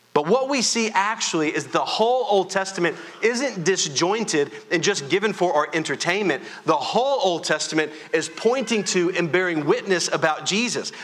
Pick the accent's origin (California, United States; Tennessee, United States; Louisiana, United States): Louisiana, United States; I am from Louisiana, and so we know how to raise our voice.